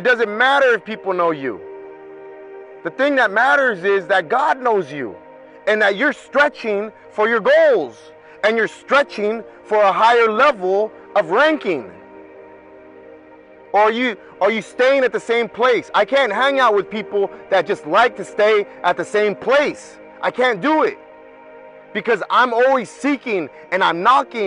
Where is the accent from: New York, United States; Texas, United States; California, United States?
California, United States; Anaheim; I'm from Anaheim